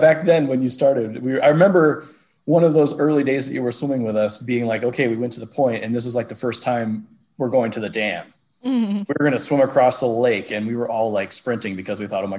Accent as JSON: {"language": "English", "town": "Seattle", "region": "Washington", "country": "United States", "tie": "born or raised there", "moved": "yes", "lives_now": "Southern Oregon, United States", "said": "I grew up in Seattle"}